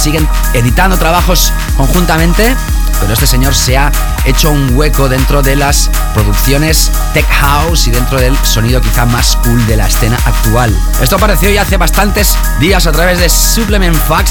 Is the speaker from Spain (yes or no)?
yes; Barcelona, Catalonia, Spain; en la ciudad donde yo nací